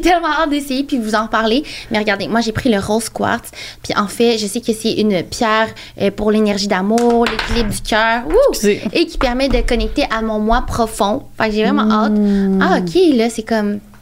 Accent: Trois-Rivières, Quebec, Canada; moved away; je viens de Trois-Rivières. Puis toutes mes amies de Trois-Rivières, ils ont des enfants

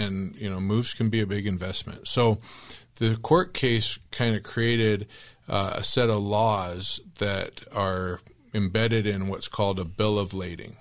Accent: Tempe, Arizona, United States; I grew up in Tempe

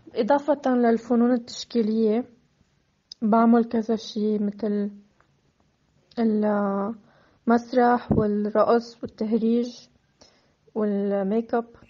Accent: North Governorate, Lebanon; also born or lived in Akkar; أنا سورية الجنسية وخلقانة وساكنة بلبنان من فترة طويلة

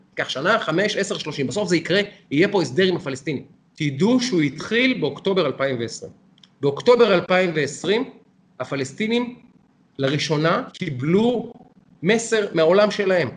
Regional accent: Israel; אני ישראלי

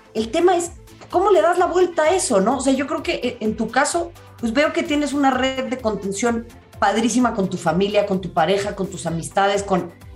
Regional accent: Mexico City, Mexico; yo que crecí en Xochimilco

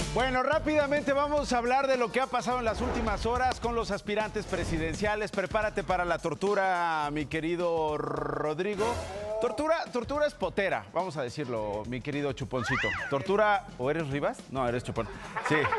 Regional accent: Mexico; como mexicanos en un momento terrible que estamos viviendo en el país

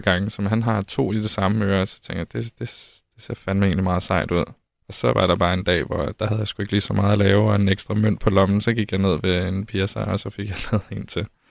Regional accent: Holstebro, Central Denmark Region, Denmark; now in Copenhagen, Denmark; Jeg voksede op i Vestjylland

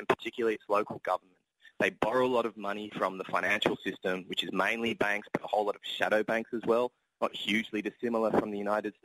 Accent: Australia; accent: Australian; I'm Australian, for example, if you can tell by my accent

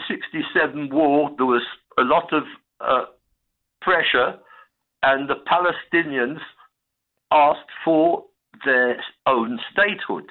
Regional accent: England, United Kingdom; moved away; also born or lived in Zimbabwe; I'm English because I was born in England

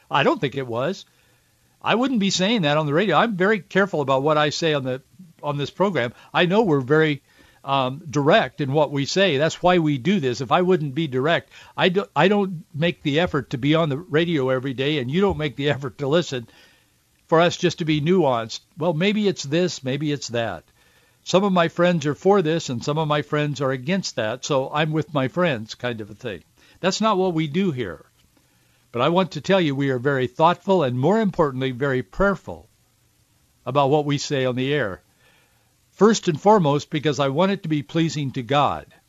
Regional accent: Yakima, Washington, United States; I grew up in central Washington, born and raised in Yakima

